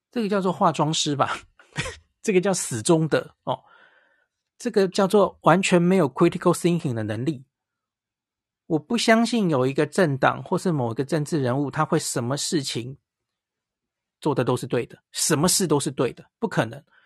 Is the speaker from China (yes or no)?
no; Taiwan; 因为我们都是台湾人